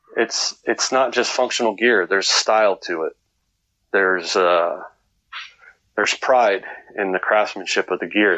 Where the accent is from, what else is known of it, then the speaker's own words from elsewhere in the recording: California, United States; I'm I'm from California